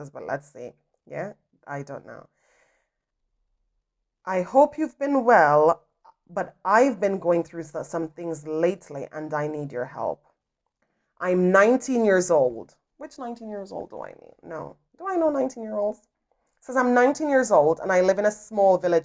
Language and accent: English; Jamaica; I grew up in Jamaica